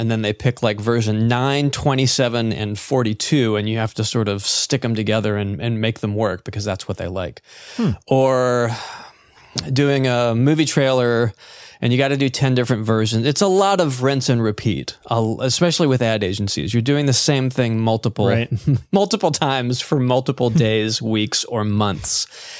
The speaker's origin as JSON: {"language": "English", "region": "North Carolina", "country": "United States", "tie": "born or raised there", "also_born_or_lived": "Georgia", "said": "I was born in Georgia, but I moved up here like in middle school, essentially. So I've been here pretty much all my life in North Carolina."}